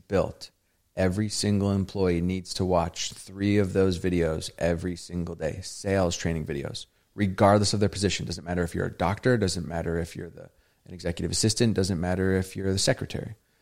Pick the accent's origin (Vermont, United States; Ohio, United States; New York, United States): Vermont, United States; I grew up in Vermont, a very, you know, predominantly white, non-diverse area